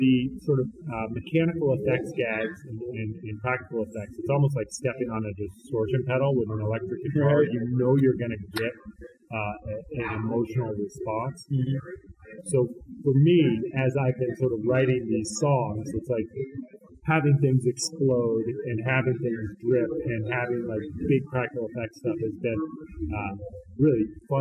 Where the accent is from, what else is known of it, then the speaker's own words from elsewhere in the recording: Vermont, United States; I'm from Vermont